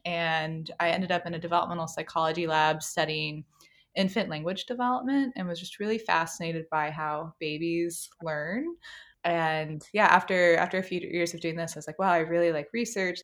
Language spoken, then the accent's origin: English; Apex, North Carolina, United States; I grew up in Apex